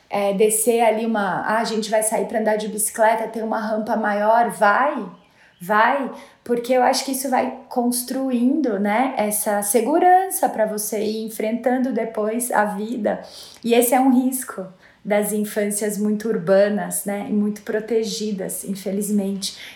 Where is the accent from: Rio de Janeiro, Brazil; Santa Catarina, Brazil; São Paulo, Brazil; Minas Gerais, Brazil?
São Paulo, Brazil; Eu nasci e cresci aqui em São Paulo. É, eu morava num apartamento a cinco quadras da Avenida Paulista, então é, eu tive uma infância muito urbana, né?